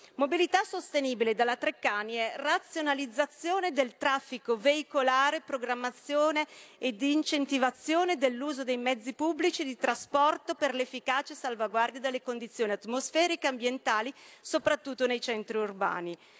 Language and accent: Italian; Brescia, Lombardy, Italy; sono bresciana